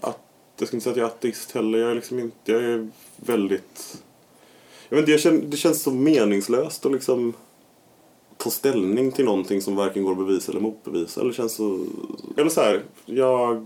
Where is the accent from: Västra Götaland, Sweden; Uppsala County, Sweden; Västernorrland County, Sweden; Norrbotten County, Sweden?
Västra Götaland, Sweden; Gothenburg; Jag är ju från Kungs i Majorna. Och där finns ju villor där det bor många, eller i alla fall när jag växte upp